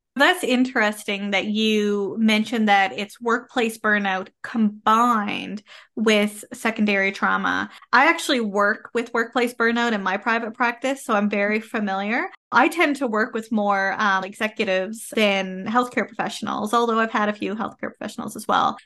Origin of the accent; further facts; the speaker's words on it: Canada; I am a Canadian social worker